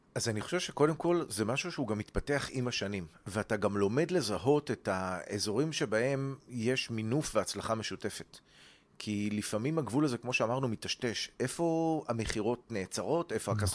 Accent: Ra'anana, Central District, Israel; מה שנקרא ברון אנד רייס ברעננה

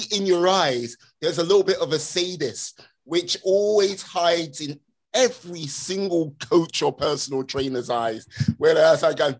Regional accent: Wales, United Kingdom; I'm from the UK, the land of dragons

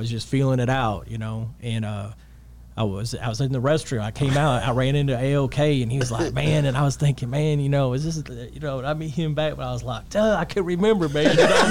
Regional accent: Dallas, Texas, United States; also born or lived in Duncanville; I'm from Dallas, raised my whole life in Dallas.

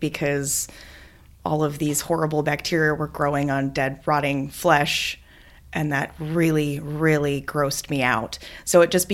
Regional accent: Wisconsin, United States; I'm from Wisconsin

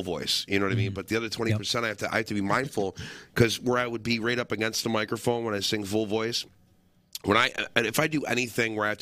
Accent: Ilion, New York, United States; That's my hometown

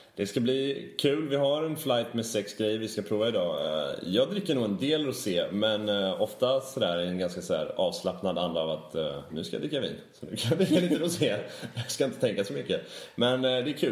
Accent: Sweden; vi som svenskar

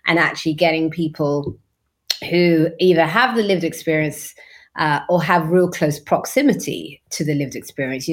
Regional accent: London, United Kingdom; now it's all coffee shops. It wasn't like that when I was growing up there

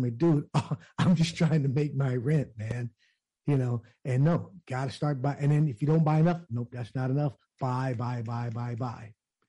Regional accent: Altadena, California, United States; I remember growing up in Altadena

